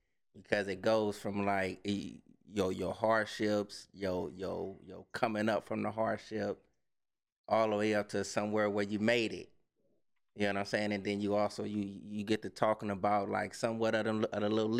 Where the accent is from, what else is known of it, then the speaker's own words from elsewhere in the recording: Los Angeles, California, United States; also born or lived in Culver City, California / Long Beach, California; I was born up in Watts, Compton, Watts, all the same thing